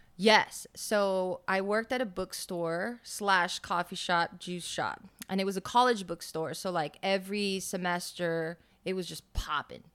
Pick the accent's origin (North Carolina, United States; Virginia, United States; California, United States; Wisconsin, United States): California, United States; Los Angeles; moved away as an adult; now in Las Vegas, United States; Born and raised in Los Angeles